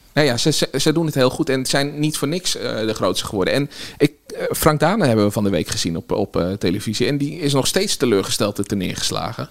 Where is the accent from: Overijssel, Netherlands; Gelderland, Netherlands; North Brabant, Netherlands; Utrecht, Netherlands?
Utrecht, Netherlands; Nieuwegein; also born or lived in Kanaleneiland, Utrecht; opgegroeid in Nieuwegein en daarna heb ik in Kanaleiland op school gezeten